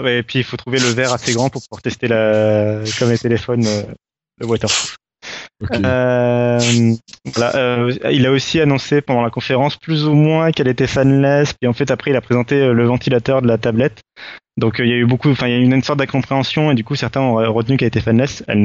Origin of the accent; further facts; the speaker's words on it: France; mais ça on s'en fout parce qu'on est français